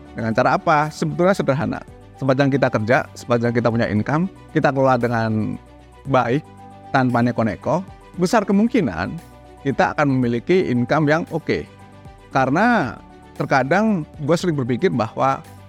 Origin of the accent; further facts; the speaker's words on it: Indonesia; Pendidikan kita di Indonesia